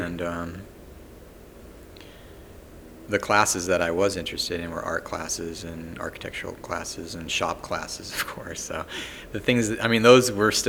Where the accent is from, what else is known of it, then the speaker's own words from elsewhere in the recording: Los Angeles, California, United States; moved away as an adult; also born or lived in Redlands, California / Santa Fe, New Mexico; I grew up in LA, all over the San Gabriel Valley and LA County proper